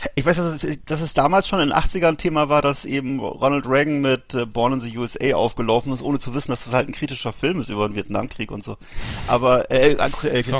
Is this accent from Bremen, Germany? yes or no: yes; Bremerhaven, Bremen, Germany; moved away; aus meiner Heimatstadt Bremerhaven